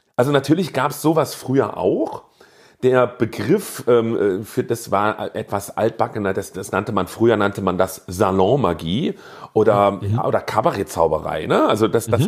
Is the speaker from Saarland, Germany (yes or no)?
yes; Saarbrücken, Saarland, Germany; bei uns im Saarland